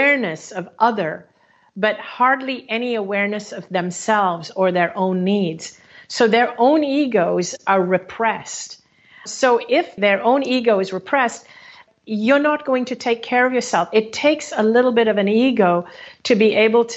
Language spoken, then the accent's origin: English; Hong Kong; moved away; my home country of Hong Kong